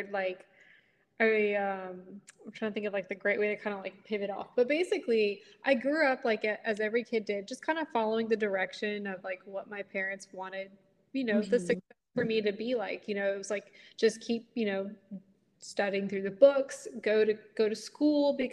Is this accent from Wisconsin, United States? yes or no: no; Stafford, Virginia, United States; I'm born and raised in Stafford, Virginia